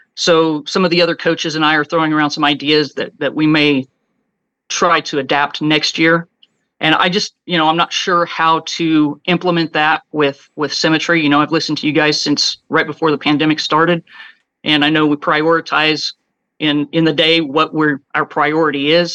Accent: Kansas, United States; moved away as an adult; moved back to Kansas, my hometown

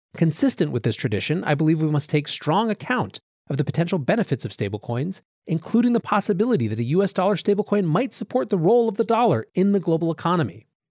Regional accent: Western Reserve, Ohio, United States; I am from Ohio, which once was what the West meant to people coming from the States on the Eastern Seaboard. Reflecting that history, the part of Ohio I am from is called the Western Reserve.

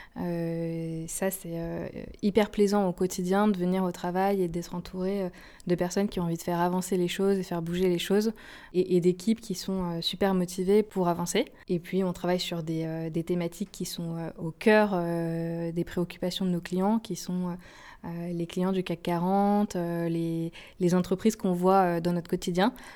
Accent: Haute-Savoie, Auvergne-Rhône-Alpes, France; moved away as an adult; also born or lived in Nice / Paris / Lille; j'ai grandi en Haute-Savoie

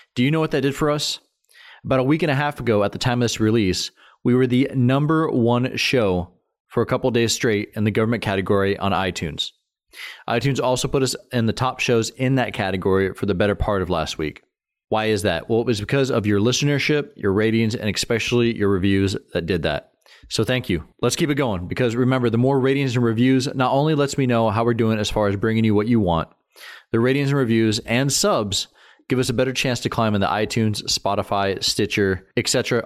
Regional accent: Washington, United States; my home state of Washington

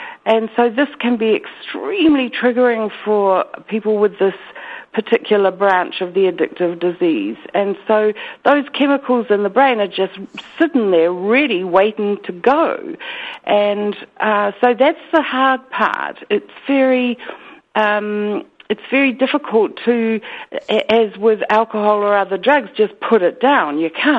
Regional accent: New Zealand; accent: Kiwi; your listeners can understand my weird Kiwi accent, so I'll try to be as clear as I can.

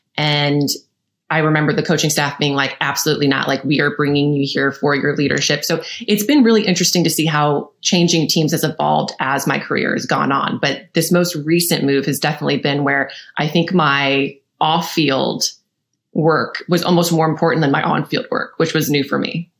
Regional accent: St. Louis, Missouri, United States; I'm from St. Louis, Missouri

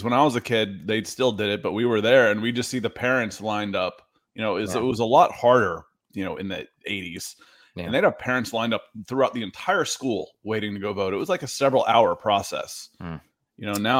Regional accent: the South, United States; also born or lived in New Jersey; Growing up in the South, the winter is 40s and rain.

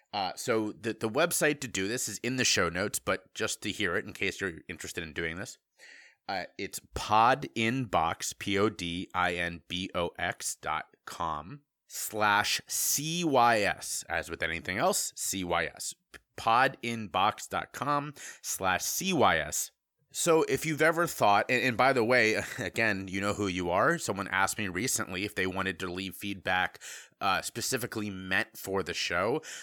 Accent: Cincinnati, Ohio, United States; moved away; I was from Cincinnati, Ohio

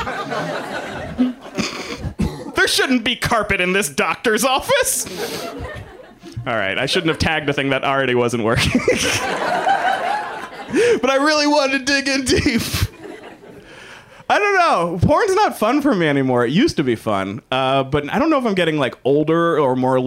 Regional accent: the South, United States; I'm from the South, and I have a bunch of family members

